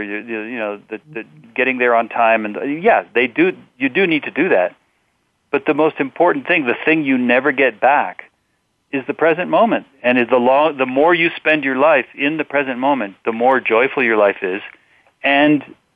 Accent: Mexico; I grew up in Mexico

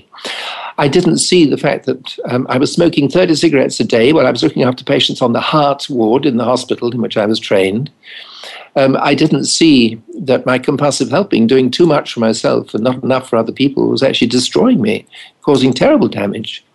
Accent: England, United Kingdom; being English

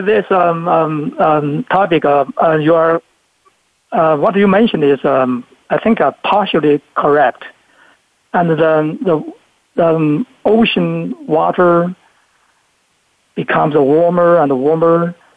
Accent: Luzhou, Sichuan, China; moved away; I was uh, born in China, in Sichuan province, very little city in Sichuan called Luzhou City in Sichuan province

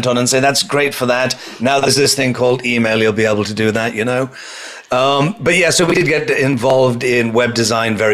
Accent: United Kingdom; accent: British; moved away as an adult; now in New York, United States; I transferred my British accent into New York, which is where I am now

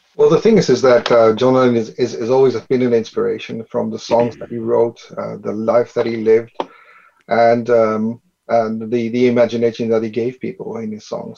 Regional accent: Netherlands; I am from the Netherlands

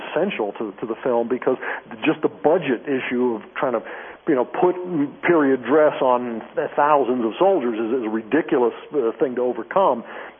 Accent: Tallahassee, Florida, United States; also born or lived in New Jersey; I grew up in the South in Tallahassee, Florida, but I was born in New Jersey.

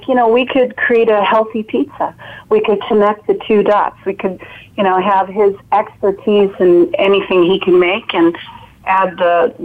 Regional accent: Chicago, Illinois, United States; also born or lived in Florida; now in California, United States; I'm originally from Chicago. I lived in Florida also

